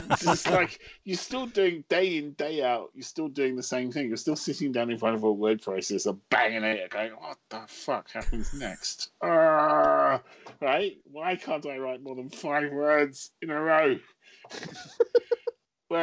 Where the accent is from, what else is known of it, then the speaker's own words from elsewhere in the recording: London, United Kingdom; I'm a Londoner.